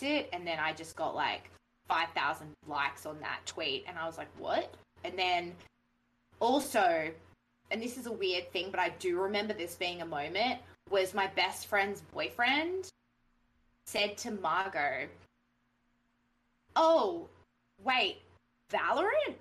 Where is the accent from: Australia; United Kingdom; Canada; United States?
Australia; accent: Australian; I was faking my voice and stuff, and that I wasn't really Australian, and that I sounded really Australian